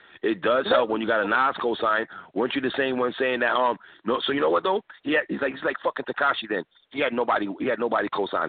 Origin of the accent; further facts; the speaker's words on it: New York City, New York, United States; I'm from New York City.